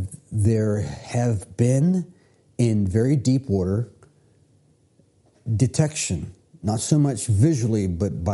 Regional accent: Virginia, United States; I grew up here in Virginia. Going to Virginia Beach was a normal family trip.

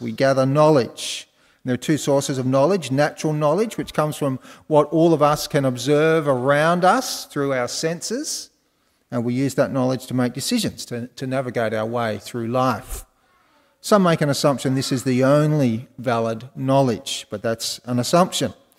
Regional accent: Wollongong, New South Wales, Australia; i just picked them all up in Wollongong because I'm from Wollongong

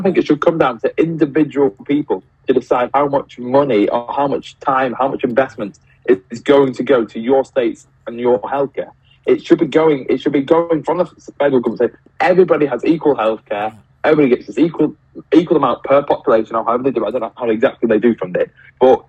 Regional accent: United Kingdom; as a British citizen

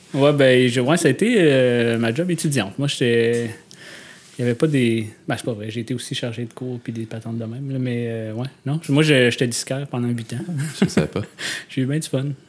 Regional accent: Gatineau, Quebec, Canada; moved away as an adult; now in Montreal, Canada; je suis natif de Hull un modèle 1983.

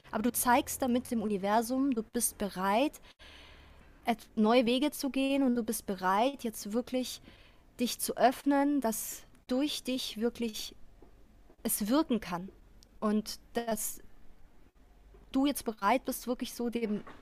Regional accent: Austria; es ist auch meine, meine Heimat Österreich

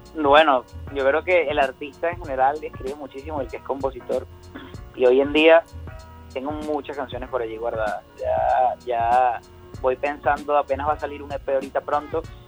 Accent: Barinas, Venezuela; moved away; also born or lived in Caracas; yo vengo de Barinas, entonces allá parece mentira, pero yo llegué a la capital o vine a ciudades principales del país

